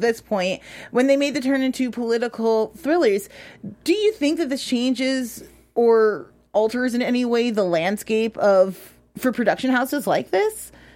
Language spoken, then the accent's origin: English; Chicago, Illinois, United States; I'm from Chicago